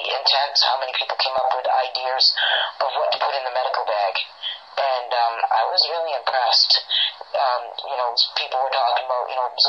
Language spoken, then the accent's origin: English; Maine, United States; I'm from Maine